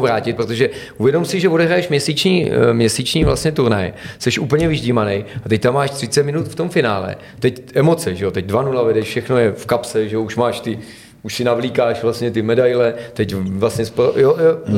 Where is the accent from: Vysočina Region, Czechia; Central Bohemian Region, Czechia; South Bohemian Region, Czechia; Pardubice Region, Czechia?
Pardubice Region, Czechia; a small village in the Pardubice area; Já jako Čech z nějaký malý vesnice, která má čtyřista lidí tady někde na Pardubicku